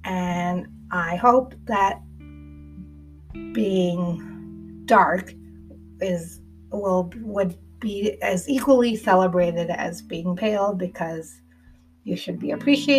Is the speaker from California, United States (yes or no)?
yes; the Bay Area, California, United States; I was born in the Bay, but most of our lives we lived in America. We still identify as American